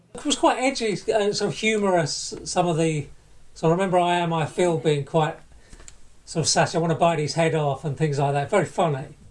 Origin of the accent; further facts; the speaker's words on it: Barking, London, United Kingdom; I went to primary and secondary school with Shelley in Barking, where we both grew up